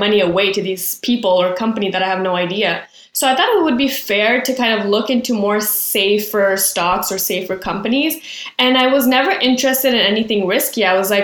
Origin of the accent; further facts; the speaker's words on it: Quebec, Canada; I'm from Quebec. We finished high school at 17. And then from the ages of 17 to 19, we go to CEGEP